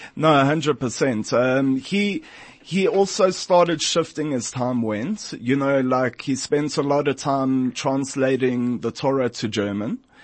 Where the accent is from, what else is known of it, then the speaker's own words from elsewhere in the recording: South Africa; as a South African, as a Jew, and as an African